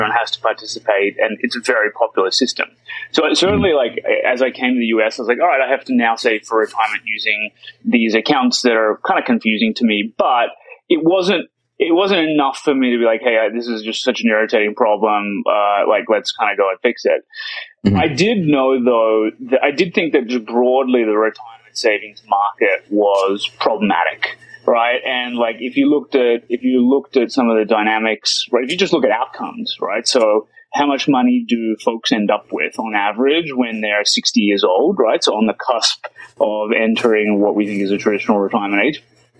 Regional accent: Sydney, New South Wales, Australia; now in United States; I grew up in Sydney, actually, which is the biggest city in the country. Amazing quality of life, great place to live.

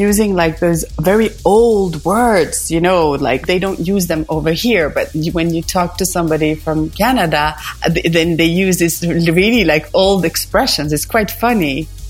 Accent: Stockholm, Stockholm County, Sweden; moved away as an adult; now in Paris, France; I've lived in France since 2007, actually. But I was, born and raised in Stockholm, Sweden. And my dad was Greek. And my mom was Finnish. And then I was born in Sweden.

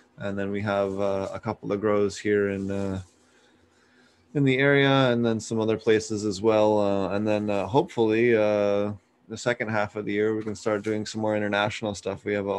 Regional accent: East Coast, United States; If you guys don't know, I'm from the East Coast, so it was really cool to have a fellow East Coaster on the show.

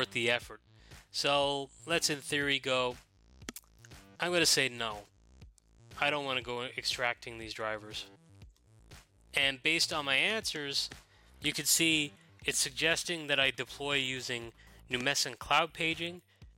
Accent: Ireland; moved away; my home country of Ireland

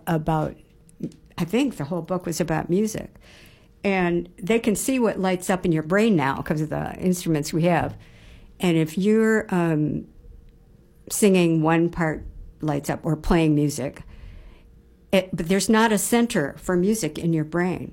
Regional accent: near Detroit, Michigan, United States; I grew up near Detroit

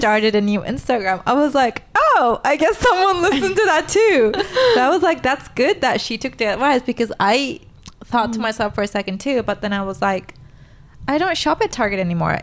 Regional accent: Turkey; moved away as an adult; now in United States; I was born and raised in Turkey

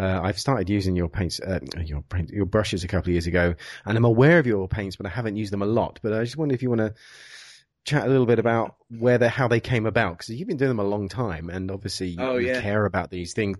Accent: England, United Kingdom; I'm English.

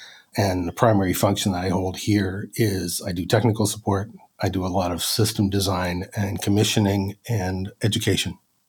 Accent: Halifax, Nova Scotia, Canada; moved away as an adult; now in Brockville, Canada; I hail from Halifax, Nova Scotia, originally. So I did that until the mid-2000s. And then I made the move up here to Brockville, Ontario

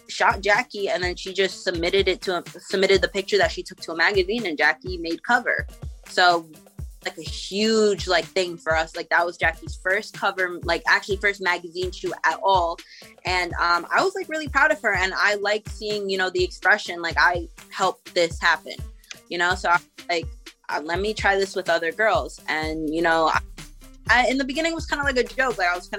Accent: New Jersey, United States; also born or lived in Puerto Rico / Pennsylvania; I was born in Puerto Rico, but we moved to New Jersey when I was literally like a week old. So, like, you know, I was raised in Jersey, high school, everything there.

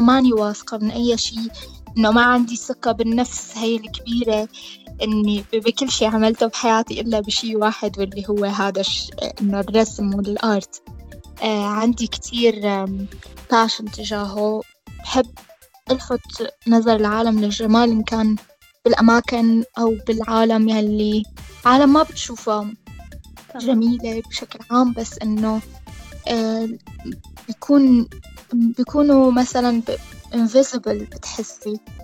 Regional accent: Damascus, Damascus Governorate, Syria; moved away as an adult; also born or lived in Homs, Syria; now in Dublin, Ireland; أنا من حمص بس آه، كبرت بالشام

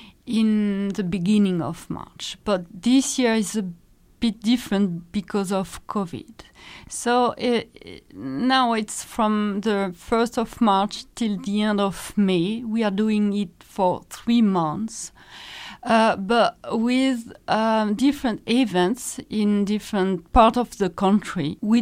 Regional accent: Normandy, France; now in Luxembourg; Well, I'm from Normandy, which is the northwest of France, the landing beaches. Been in Luxembourg for, 15 years now.

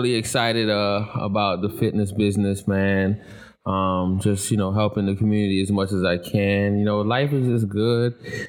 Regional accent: Stamford, Connecticut, United States; moved away; No, I'm actually from Connecticut, Stanford, Connecticut.

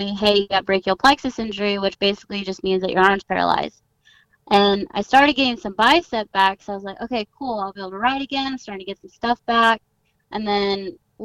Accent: Southern California, United States; I grew up in Southern California, which, you know, is very extreme sport oriented.

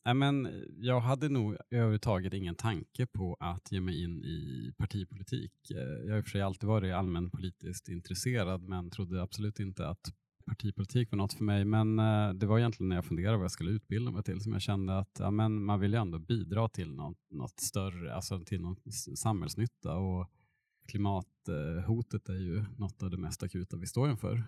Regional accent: Burträsk, Västerbotten County, Sweden; moved away as an adult; now in Eskilstuna, Sweden; min bakgrund är jag uppväxt på ja, landsbygden utanför Burträsk i Västerbotten mellan Umeå och Skellefteå

